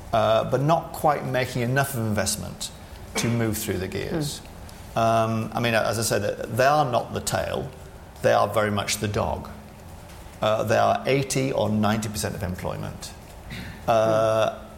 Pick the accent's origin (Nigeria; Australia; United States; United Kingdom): United Kingdom; Sunderland, North East England; Very good. That's where I'm from as well. So there you go. Uh, my accent's gone. Yours is stuck.